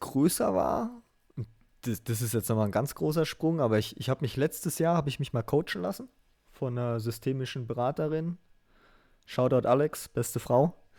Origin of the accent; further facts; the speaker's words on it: southern Hesse, Germany; ich komm aus, aus Hesse, in Südhesse